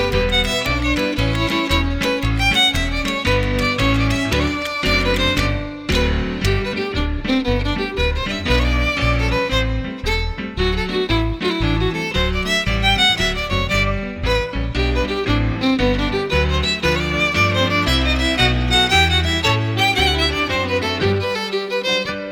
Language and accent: English; Edmonton, Alberta, Canada; also born or lived in Morinville, Alberta; I was, I was born and raised in Edmonton till the age of 15.